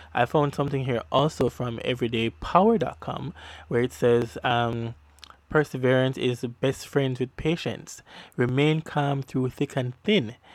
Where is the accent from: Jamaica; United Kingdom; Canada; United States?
Jamaica; accent: Jamaican patois; my Jamaican patois